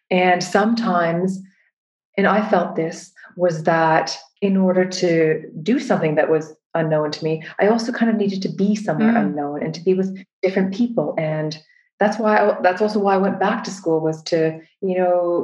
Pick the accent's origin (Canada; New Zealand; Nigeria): Canada; moved away as an adult; now in United Kingdom; I'm from Canada originally.